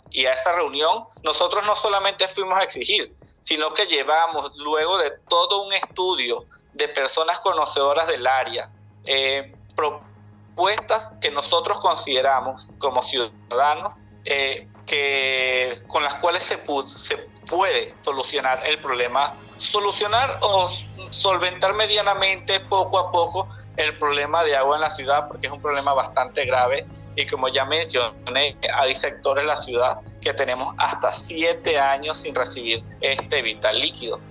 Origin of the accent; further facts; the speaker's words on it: Acarigua, Portuguesa, Venezuela; soy de Acarigua, Estado Portuguesa